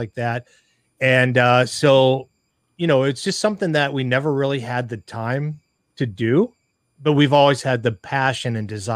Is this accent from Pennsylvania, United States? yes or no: yes; Pittsburgh, Pennsylvania, United States; moved away; we're originally from Pittsburgh